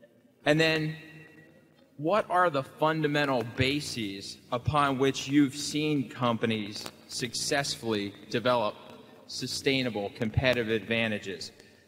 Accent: San Mateo, California, United States; I'm from San Mateo, California.

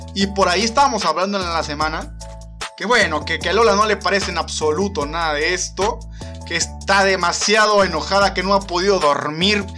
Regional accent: Mexico; soy de los pocos mexicanos

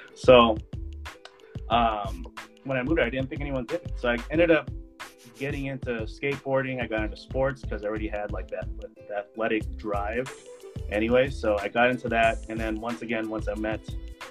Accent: Daly City, California, United States; I grew up in the Bay Area

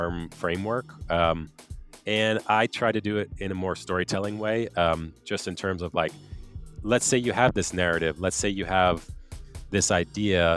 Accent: United States; moved away as an adult; also born or lived in Quebec, Canada; now in Quebec City, Canada; I am an American, but I live in Quebec, outside of Quebec City, Canada.

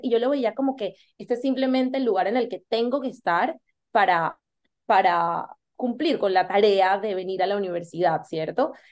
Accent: Colombia; moved away as an adult; also born or lived in United States; Yo soy de Colombia y decidí irme a estudiar a los Estados Unidos

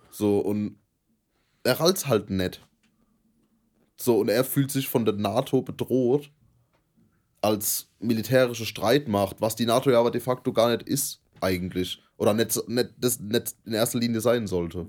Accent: Germany; wir als Deutsche

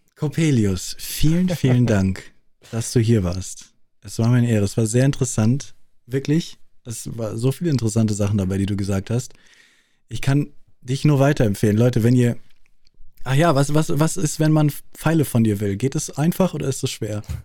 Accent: Munich, Bavaria, Germany; accent: Munich; in München, äh, Großstadt München, wächst du auf und du redest nicht wirklich bayerisch, du redest münchnerisch

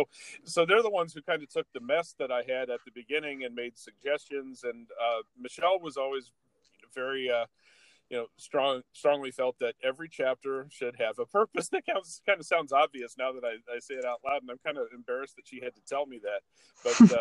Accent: Ohio, United States; now in Highland, United States; I live in Highland, Indiana. I'm originally from Ohio

